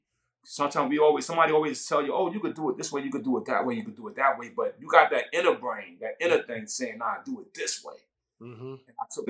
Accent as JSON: {"language": "English", "town": "Brownsville", "region": "New York", "country": "United States", "tie": "born or raised there", "said": "Wow, Brownsville never ran, never will. You know what I mean? That was probably the most dangerous grounds I ever walked on."}